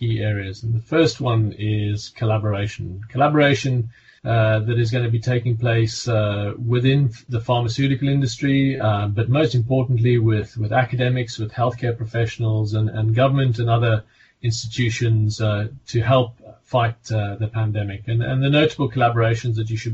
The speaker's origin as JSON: {"language": "English", "country": "South Africa", "accent": "South African", "moved": "yes", "lives_now": "Hampshire, United Kingdom", "said": "You can hear by my accent, I'm originally South African"}